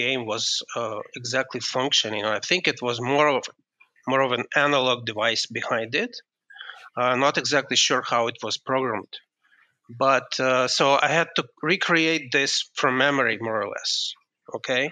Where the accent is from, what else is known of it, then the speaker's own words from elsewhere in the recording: Kyiv, Ukraine; moved away as an adult; now in United States; I am just from Ukraine. I'm actually from Kiev.